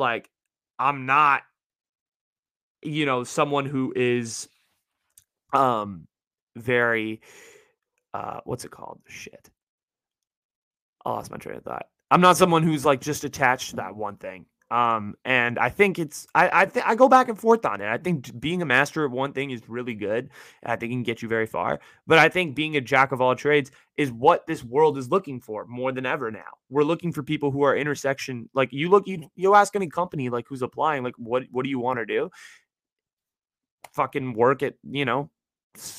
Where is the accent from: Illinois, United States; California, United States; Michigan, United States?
California, United States; Bay Area; I live in the Bay Area, born and raised.